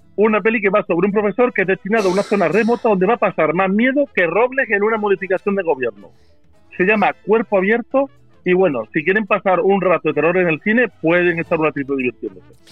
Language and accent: Spanish; Málaga, Andalusia, Spain; yo soy malagueño